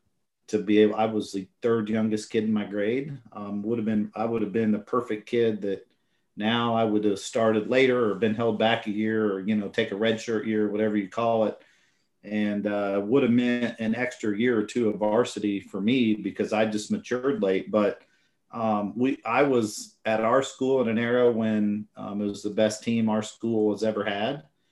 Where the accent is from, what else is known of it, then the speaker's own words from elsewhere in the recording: Indiana, United States; moved away; also born or lived in Colorado; Yeah, so I grew up in Indiana. That's where I was born and raised.